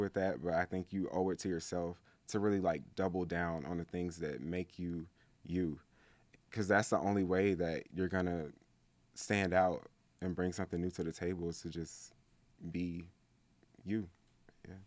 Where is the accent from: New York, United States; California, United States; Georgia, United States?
Georgia, United States; Atlanta; I'm from Atlanta, specifically the East Side